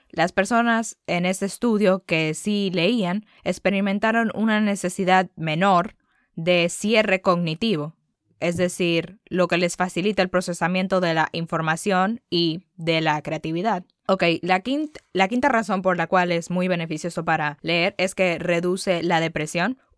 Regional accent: Dominican Republic; sí, soy dominicana, pero obviamente no hablo como una dominicana

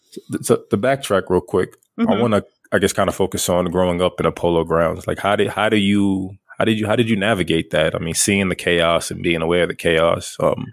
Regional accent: Brooklyn, New York, United States; I grew up in Flatbush in Brooklyn, and like, I lived on a square block, and surrounding the block was the projects.

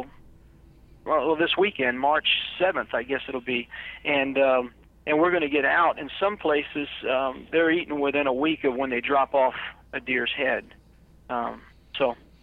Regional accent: Florida, United States; moved away; I'm originally from Florida

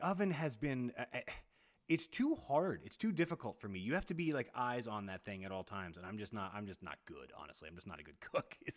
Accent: Texas, United States; I'm I'm 10 years older than you and I grew up in Texas.

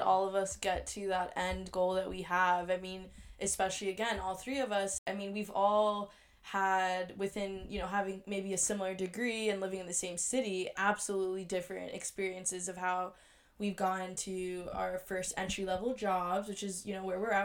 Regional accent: New York, United States; moved away as an adult; now in Washington, D.C., United States; I am originally from New York, as well as Alexis

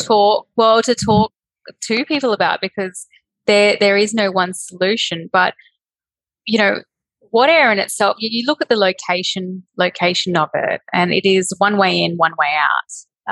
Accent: Berry Springs, Northern Territory, Australia; also born or lived in Darwin; I was born in Darwin. Um, I grew up in Berry Springs

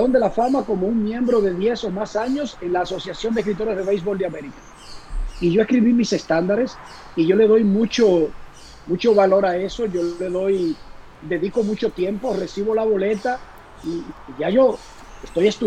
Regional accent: Dominican Republic; estaba el componente personal de yo ser dominicano.

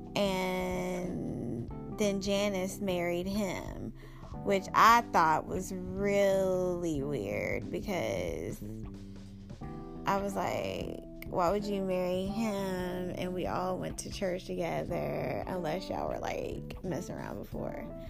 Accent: Springfield, Georgia, United States; moved away; I grew up from in Springfield, Georgia

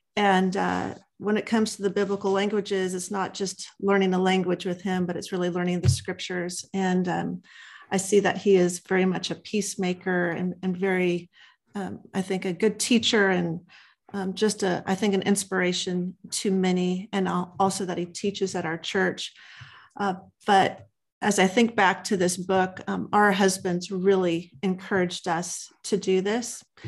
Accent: Los Angeles, California, United States; moved away as an adult; now in Texas, United States; I'm originally born and raised in Los Angeles, California

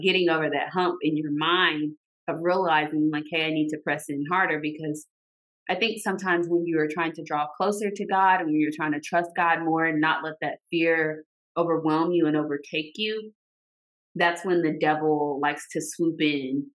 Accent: Arkansas, United States; moved away as an adult; now in Georgia, United States; we both live in Georgia, but I'm from Arkansas.

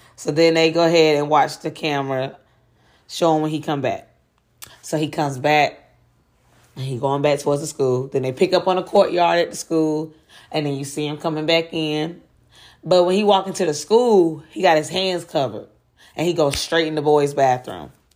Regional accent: Durham, North Carolina, United States; my hometown of Durham, North Carolina

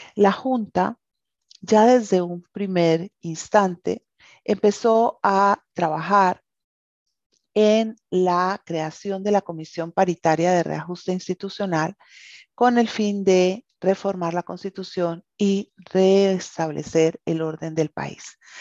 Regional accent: Colombia

